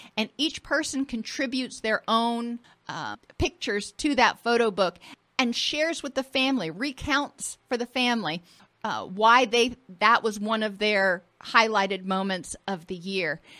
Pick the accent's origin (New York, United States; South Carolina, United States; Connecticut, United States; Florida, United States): Florida, United States; I grew up in Florida and I grew up on the water.